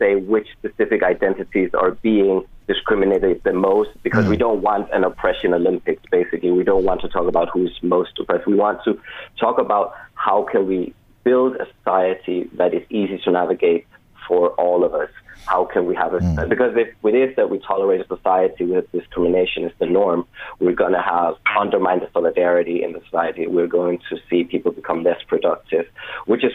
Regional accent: Denmark; moved away as an adult; now in Cork, Ireland; I'm from Denmark originally. I've lived here in Ireland for a couple of years

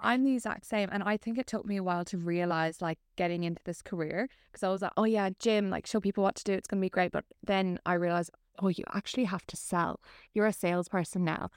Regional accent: Ireland; moved away as an adult; I am originally from Ireland. I moved here maybe about nine years ago now

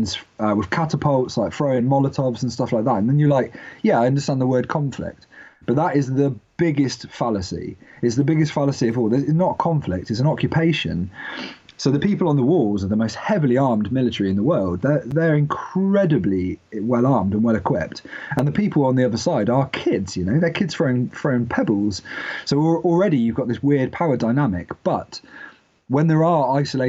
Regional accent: United Kingdom; I'm British

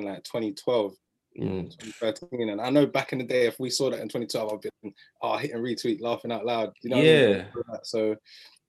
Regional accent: Croydon, London, United Kingdom; I'm a Heath boy, and I'm from Croydon

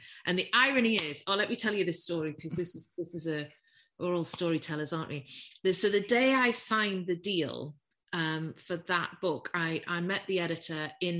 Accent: the North East, North East England, United Kingdom; accent: Geordie; I'm from the Northeast. Yeah. And for those of us who are old enough to remember, I come from a steel town, surrounded by pit villages.

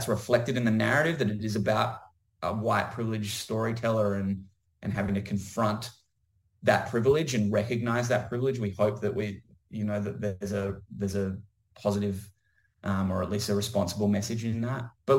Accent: Adelaide, South Australia, Australia; I'm a guy from Adelaide

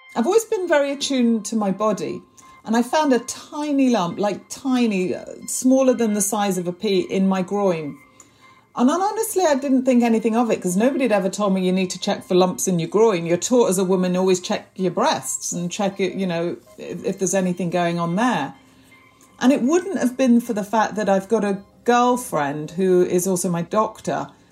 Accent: Prestwich, North West England, United Kingdom; moved away as an adult; now in London, United Kingdom; I grew up in North Manchester in Prestwich, a very warm, loving, tight family

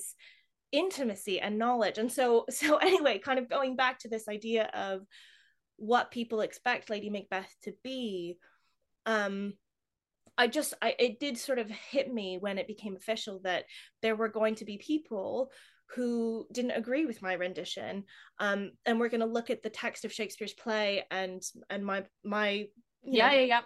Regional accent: United States; now in England, United Kingdom; I'm an American

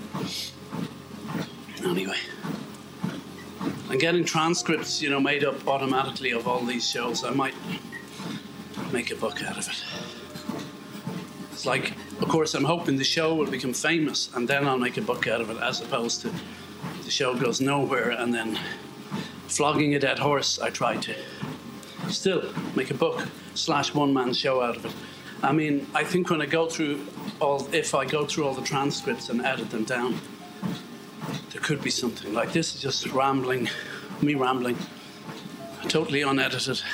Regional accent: Ireland; I'm Irish.

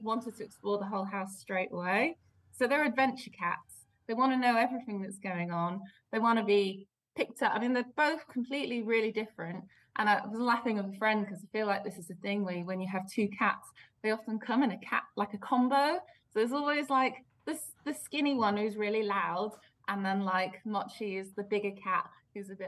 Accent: Belgium; moved away; I grew up in Belgium

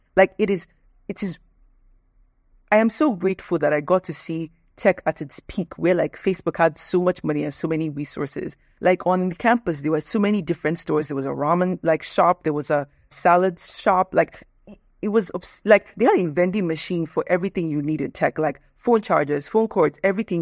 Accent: Nigeria; moved away as an adult; also born or lived in United States; I'm Nigerian

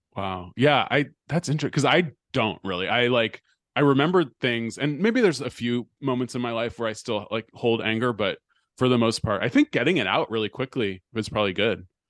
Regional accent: Bay Area, California, United States; moved away; growing up in the Bay Area

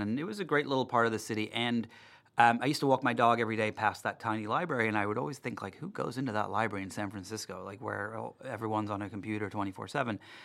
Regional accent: Darlington, North East England, United Kingdom; moved away; I was born in England, um, in the north of England, in a little town called Darlington

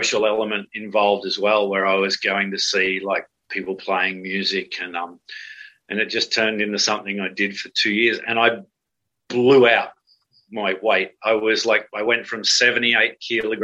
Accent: Cronulla, New South Wales, Australia; the main street of my hometown, Cronulla

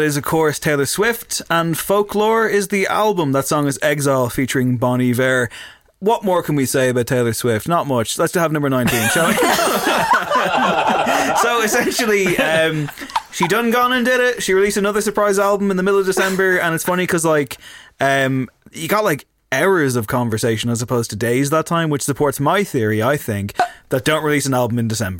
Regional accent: Leinster, Ireland; I'm from Louth.

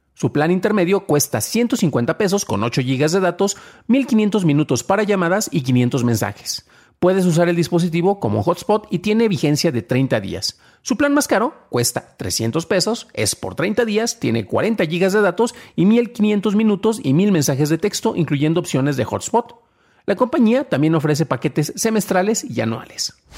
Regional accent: San Juan de los Lagos, Jalisco, Mexico; mi ciudad natal, San Juan de los Lagos, Jalisco

